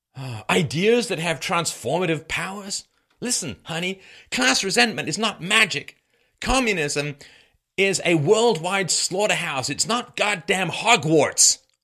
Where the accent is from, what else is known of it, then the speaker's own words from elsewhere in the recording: England, United Kingdom; also born or lived in Ireland / Africa; now in Canada; I was born in Ireland. I grew up in England, spent a little bit of time in Africa, live in Canada